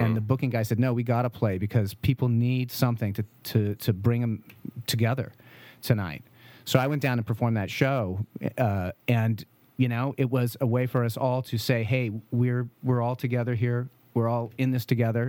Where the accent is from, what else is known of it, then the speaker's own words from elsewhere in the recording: St. Helena, California, United States; also born or lived in Vallejo / Berkeley / Oregon; I grew up in Saint Helena.